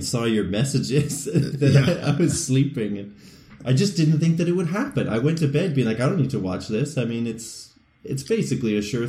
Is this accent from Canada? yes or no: yes; Canada; We're Canadian.